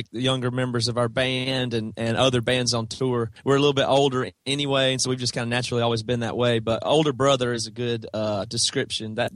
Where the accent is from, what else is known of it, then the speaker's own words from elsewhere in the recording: South Carolina, United States; That's right. Yeah. Toby and Devin and Joel and our original drummer Seth all are from South Carolina, small town, same